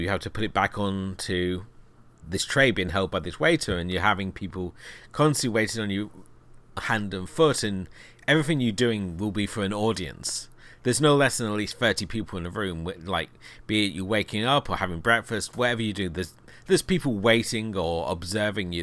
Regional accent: United Kingdom; being a Brit

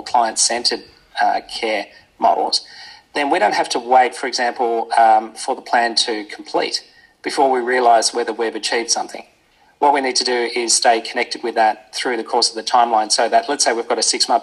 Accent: Australia; as an Australian

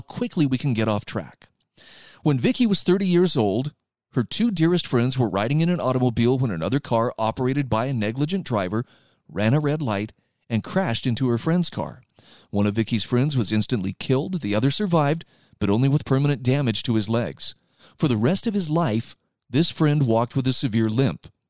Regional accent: Utah, United States; here in my home state of Utah

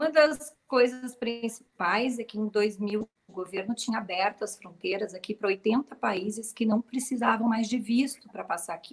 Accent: Rio Grande do Sul, Brazil; now in Qatar; Sim, não dá para notar, né?

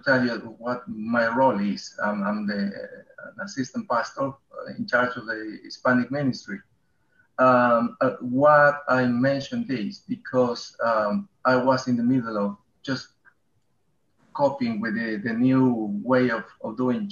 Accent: Peru; English is a second language; moved away as an adult; now in Bedford, United Kingdom; I'm coming from Peru

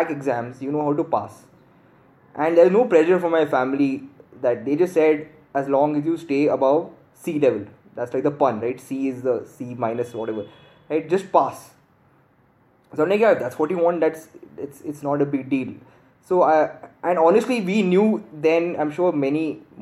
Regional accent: Bangalore, Karnataka, India; moved away as an adult; also born or lived in Gurgaon; I'm from Bangalore, my family's from Bangalore.

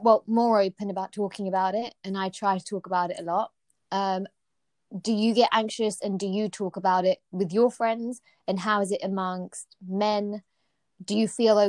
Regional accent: United Kingdom; we're British because I've been born here.

